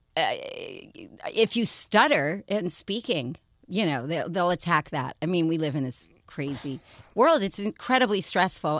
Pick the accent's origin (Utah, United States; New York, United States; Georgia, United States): New York, United States; I'm from New York